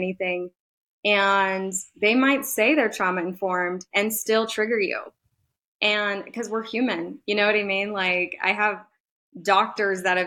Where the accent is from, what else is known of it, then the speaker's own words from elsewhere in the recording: Nicaragua; now in Reno, United States; I'm from Nicaragua